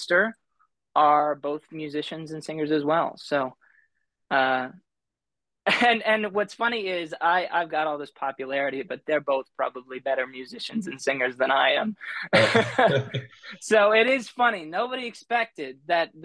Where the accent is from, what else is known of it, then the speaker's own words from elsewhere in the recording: Rapid City, South Dakota, United States; I was about 5 or 6, moved to Rapid City, South Dakota. And so I would call Rapid City my home.